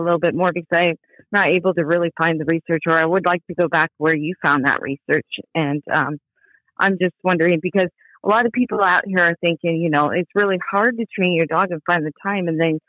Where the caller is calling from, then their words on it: Belford, Washington, United States; I'm calling from Belford, Washington.